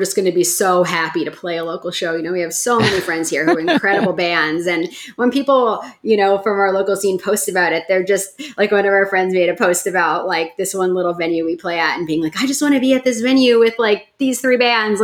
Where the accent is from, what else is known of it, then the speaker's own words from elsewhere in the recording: New York City, New York, United States; I grew up in Park Slope, Brooklyn